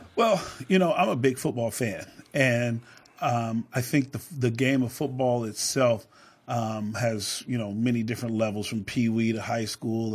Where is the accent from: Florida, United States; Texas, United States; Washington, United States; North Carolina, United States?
Washington, United States; Seattle; I grew up on Rainier Avenue, so this is home